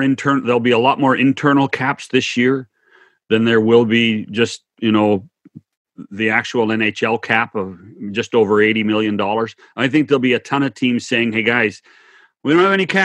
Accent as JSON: {"language": "English", "region": "Western Canada", "country": "Canada", "tie": "born or raised there", "said": "I grew up in Western Canada."}